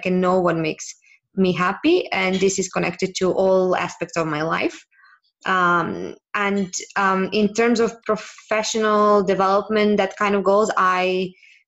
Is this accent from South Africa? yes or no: no; Serbia; now in Barcelona, Spain; I'm from Serbia originally, and I currently live in Spain, in Barcelona